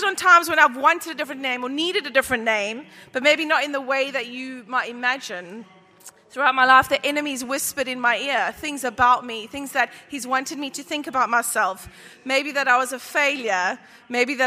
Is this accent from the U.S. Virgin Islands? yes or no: no; South Africa; I'm South African